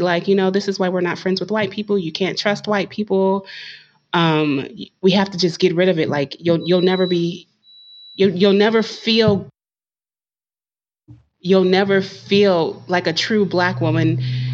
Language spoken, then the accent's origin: English; Concord, United States; I grew up in Concord